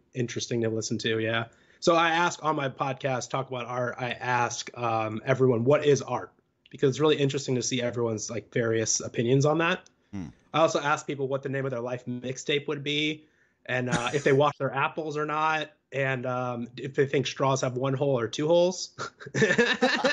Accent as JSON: {"language": "English", "town": "San Diego", "region": "California", "country": "United States", "moved": "yes", "lives_now": "Nashville, United States", "said": "I'm from San Diego originally."}